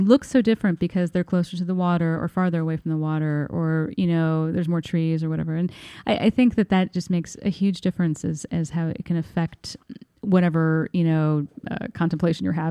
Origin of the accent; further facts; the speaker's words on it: Bloomington, Indiana, United States; moved away as an adult; now in New York, United States; I'm from Bloomington, Indiana, which is a lovely town in southern Indiana.